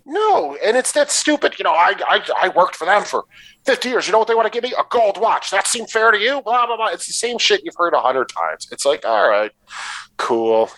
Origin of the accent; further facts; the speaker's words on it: Detroit, Michigan, United States; I'm from Detroit, in that area